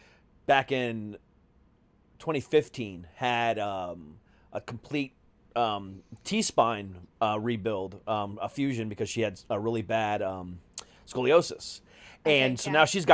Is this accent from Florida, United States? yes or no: yes; Florida, United States; I'm like, I'm from Florida, man. What do you expect?